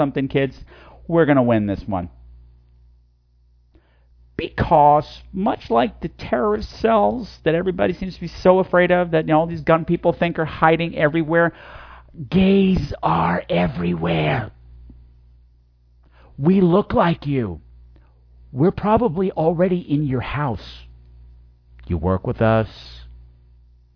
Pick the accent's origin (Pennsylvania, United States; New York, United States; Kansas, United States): New York, United States; Long Island; I grew up on Long Island